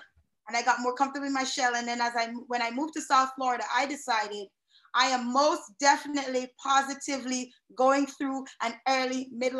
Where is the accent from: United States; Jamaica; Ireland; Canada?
Jamaica; But, you know, growing up in Jamaica, it's a huge bike culture there.